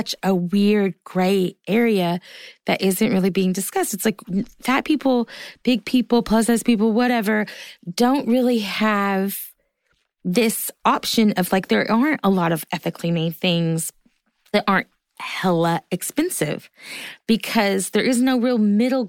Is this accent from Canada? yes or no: no; the South, Southern United States, United States; I'm a Southerner too.